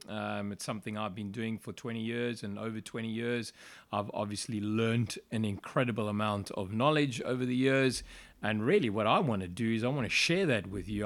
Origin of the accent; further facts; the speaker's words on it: Johannesburg, Gauteng, South Africa; moved away as an adult; now in United Kingdom; I'm actually South African, born and raised in Johannesburg, South Africa. Uh, I lived there all my life until I came here in 2003.